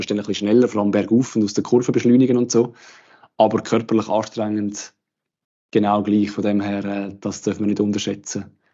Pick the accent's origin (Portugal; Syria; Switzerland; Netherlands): Switzerland; Aargau; also, Aargauerin.